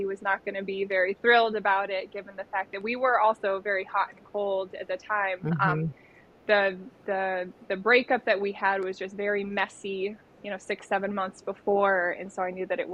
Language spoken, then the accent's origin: English; Michigan, United States; now in Grand Rapids, United States; I was born and raised in Michigan, originally from the east side. Then we migrated to the west side. So I've been here probably about half my life now.